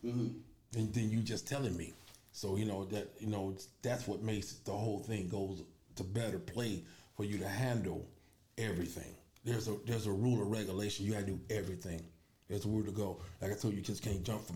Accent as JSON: {"language": "English", "town": "Chicago", "region": "Illinois", "country": "United States", "tie": "born or raised there", "also_born_or_lived": "K-Town, West Side, Chicago", "said": "I was born on the west side. I was raised on the south side. So one of them, I was born in K-Town. I was raised in Roseland"}